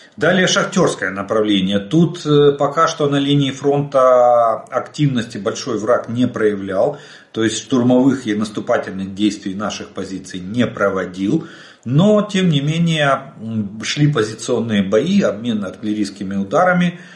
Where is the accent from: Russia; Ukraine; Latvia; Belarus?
Ukraine; мы из Украины